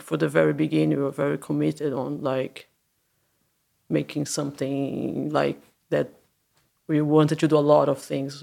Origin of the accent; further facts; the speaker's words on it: Santos, São Paulo, Brazil; moved away as an adult; now in Berlin, Germany; I was born in Santos. That is really it's like a uh, by the coast, an hour away from São Paulo.